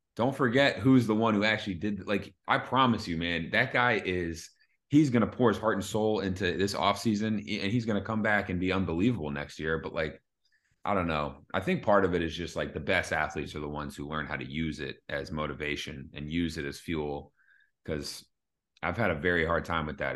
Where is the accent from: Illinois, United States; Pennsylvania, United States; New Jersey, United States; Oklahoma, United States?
Pennsylvania, United States; Philadelphia; I'm from Philly